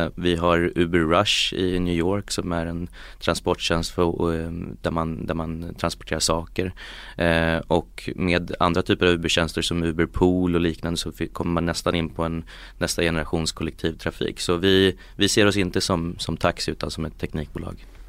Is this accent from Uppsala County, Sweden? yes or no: yes; Uppsala, Uppsala County, Sweden; moved away as an adult; also born or lived in Geneva / California; jag är från Uppsala från början